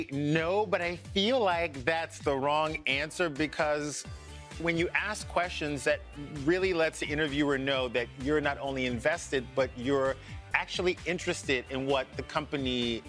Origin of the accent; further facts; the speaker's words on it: South Louisiana, United States; I'm from South Louisiana